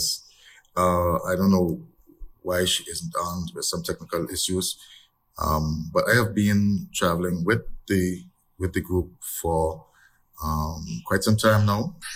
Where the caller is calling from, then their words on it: Anguilla; Yes. Good morning. I'm joining you from Anguilla.